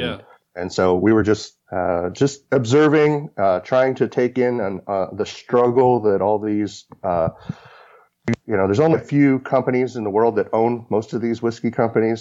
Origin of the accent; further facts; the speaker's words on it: Kentucky, United States; I grew up in Kentucky, so I grew up as a bourbon drinker.